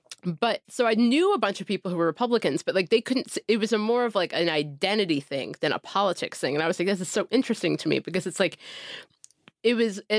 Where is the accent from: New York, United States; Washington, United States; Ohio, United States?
Ohio, United States; Cincinnati; I grew up in Cincinnati in the late 90s, early 2000s